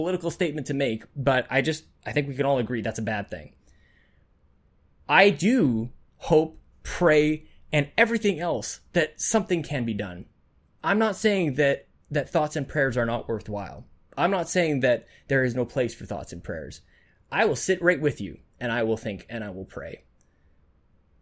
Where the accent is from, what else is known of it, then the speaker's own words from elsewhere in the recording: Canada; as a Canadian